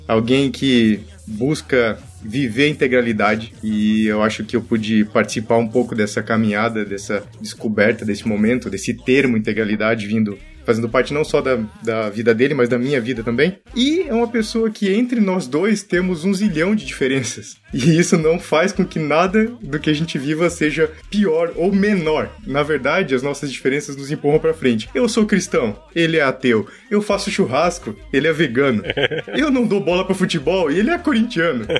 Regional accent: Santa Catarina, Brazil; eu venho de uma cidade pequena do interior de Santa Catarina.

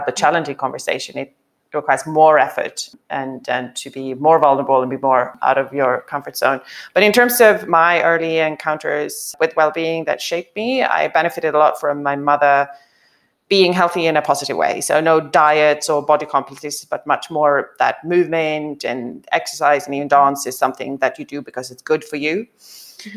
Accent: Sweden; moved away as an adult; also born or lived in Africa / France / Spain / Germany; now in United Kingdom; I grew up, I went to school in Sweden. I was born in Sweden, lived a little bit in Africa as a child, and then back in Sweden.

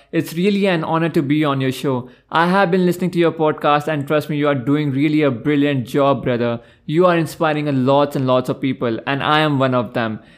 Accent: Gopalpur, Odisha, India; moved away; also born or lived in Delhi / Bangalore; I'm a trained actor, model, and digital creator. I was born in Delhi and brought up in a very small city of Odisha called Gopalpur, and I completed my graduation from Christ University, Bangalore.

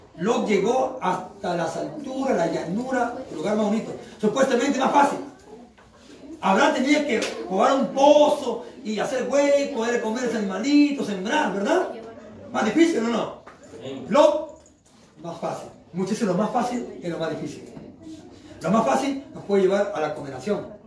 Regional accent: Chimbote, Ancash, Peru; Yo soy de acá en Chimbote. Yo soy de Chimbote

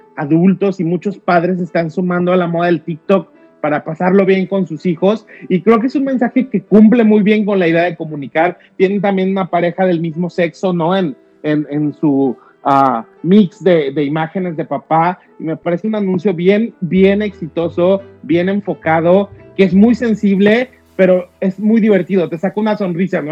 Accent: Mexico; como mexicanos

